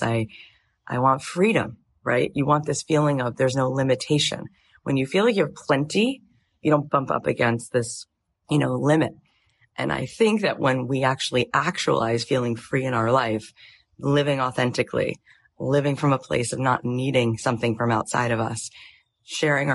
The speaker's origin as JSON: {"language": "English", "region": "Florida", "country": "United States", "tie": "born or raised there", "also_born_or_lived": "Jerusalem / Tallahassee, Florida", "moved": "as an adult", "lives_now": "Los Angeles, United States", "said": "I grew up in Florida till I was 20"}